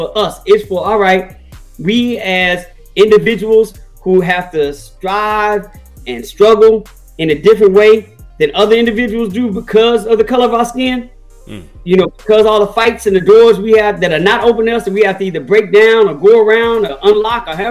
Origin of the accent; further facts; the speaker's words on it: Chicago, Illinois, United States; I'm from Chicago